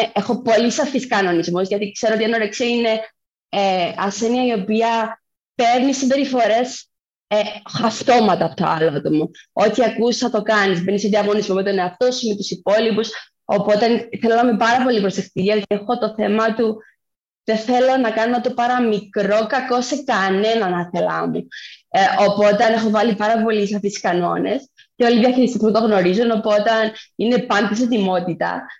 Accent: Cyprus; also born or lived in Athens; είμαι από Κύπρο.

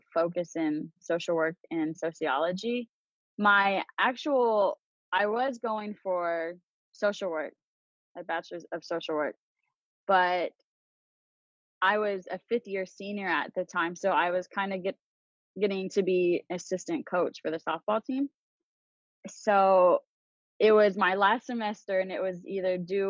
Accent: Amarillo, Texas, United States; moved away as an adult; also born or lived in Borger, Texas / Mississippi; now in Charlotte, United States; So I grew up in Amarillo, Texas. I actually lived in the same house my whole life.

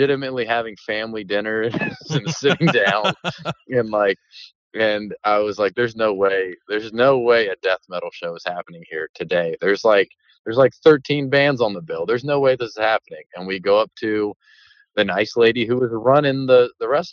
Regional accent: Maryland, United States; we're from Maryland

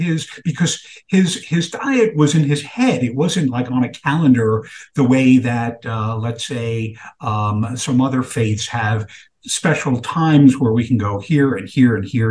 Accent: New York City, New York, United States; growing up in Brooklyn, New York in the 1970s

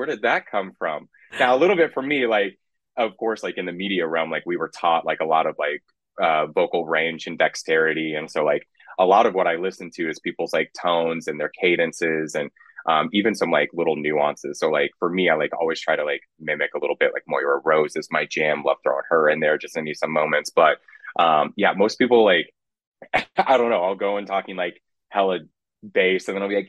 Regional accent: Kansas, United States; also born or lived in Lubbock, Texas; now in Austin, United States; growing up in Kansas and especially like West Texas

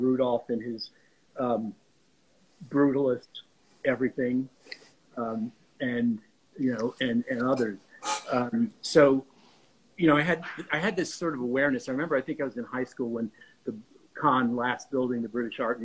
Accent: New Haven, Connecticut, United States; moved away; also born or lived in Rhode Island / New York City; I grew up in New Haven

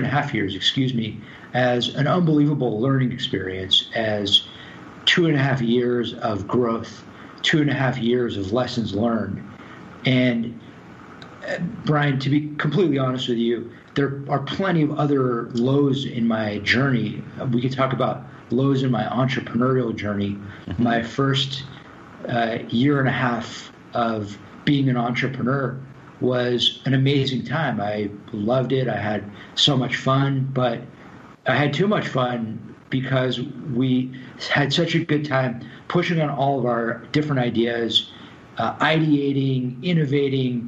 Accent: Los Angeles, California, United States; moved away as an adult; also born or lived in New York; Growing up in Los Angeles, I'd never really experienced cold weather before

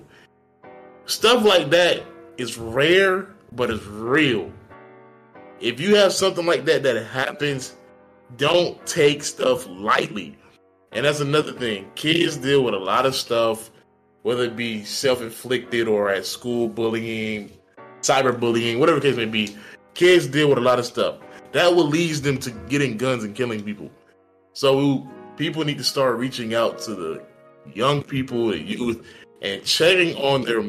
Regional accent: Florida, United States; we're from Florida

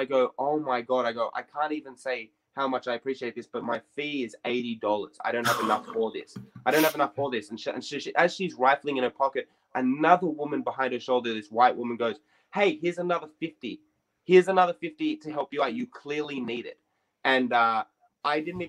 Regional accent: Sydney, New South Wales, Australia; I grew up in Redfern

